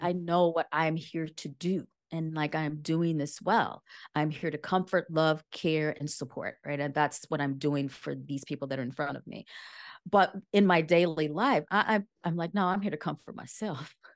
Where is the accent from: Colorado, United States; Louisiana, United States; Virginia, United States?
Louisiana, United States; rural; moved away as an adult; also born or lived in New Orleans / Washington, D.C. / New York; I grew up in Lu, rural Louisiana, and I did undergrad it in a university that was in the same town that I grew up